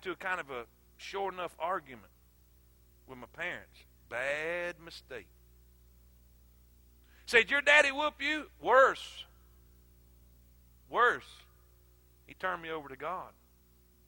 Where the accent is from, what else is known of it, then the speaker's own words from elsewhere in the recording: South Florida, United States; moved away as an adult; also born or lived in South Carolina; I'm from South Florida. Crab legs, coconuts, and palm trees